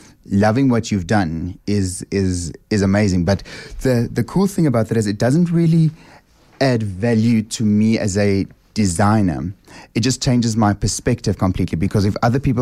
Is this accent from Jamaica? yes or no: no; South Africa; the first South African